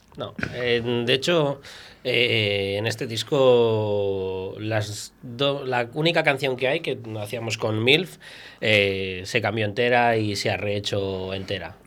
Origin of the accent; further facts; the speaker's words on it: Viana de Cega, Castile and León, Spain; Yo soy de Viana.